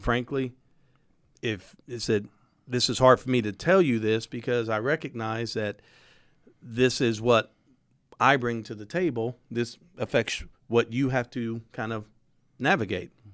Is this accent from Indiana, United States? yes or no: yes; Indianapolis, Indiana, United States; I grew up on the east side, but I went to school on the south side, court order